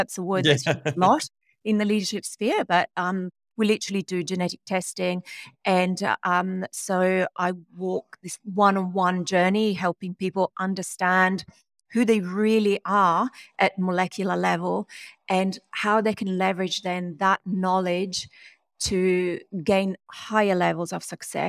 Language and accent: English; Rome, Lazio, Italy; born there; English is a second language; moved away; So I was born in Rome, Italy, a long time ago, although I moved away, lived in many different countries.